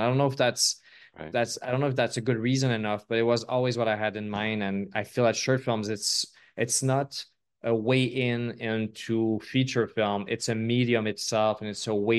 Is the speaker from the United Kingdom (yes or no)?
no; Quebec, Canada; I'm from Quebec